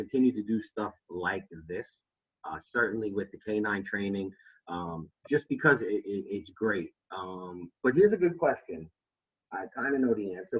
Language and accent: English; New York City, New York, United States; I'm from Brooklyn